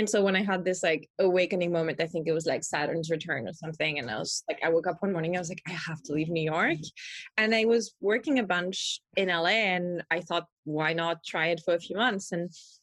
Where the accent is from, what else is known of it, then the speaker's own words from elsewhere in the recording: France; accent: French; English is a second language; moved away; I'm from France